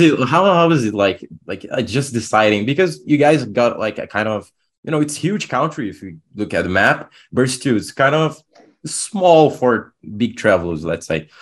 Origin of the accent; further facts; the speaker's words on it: Brazil; I'm from Brazil